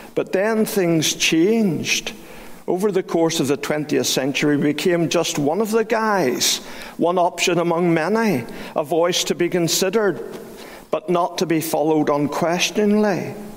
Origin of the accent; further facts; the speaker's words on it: Belfast, Northern Ireland, United Kingdom; I was brought up in Great Victoria Street Baptist Church